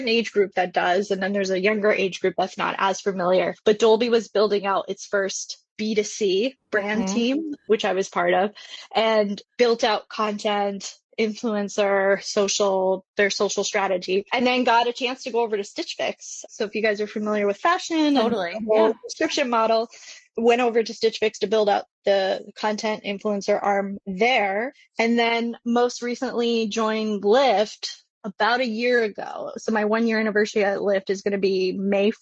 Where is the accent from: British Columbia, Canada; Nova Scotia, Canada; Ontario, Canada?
Ontario, Canada; Toronto; moved away; I'm actually Canadian. I grew up in Toronto, Canada, and went to design school